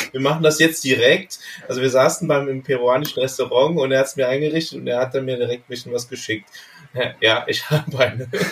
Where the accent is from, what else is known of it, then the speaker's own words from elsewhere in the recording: Bergisch Gladbach, North Rhine-Westphalia, Germany; now in Panama; in der Nähe von meiner Heimatstadt Bergisch Gladbach, das ist in, im Rheinland